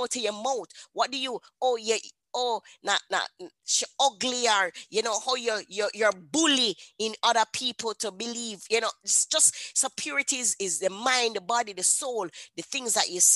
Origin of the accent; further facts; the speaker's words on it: Jamaica; I'm a Jamaican woman.